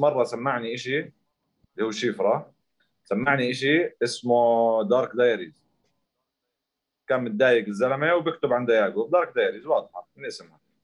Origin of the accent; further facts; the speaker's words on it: Zarqa, Zarqa Governorate, Jordan; انا من الزرقاء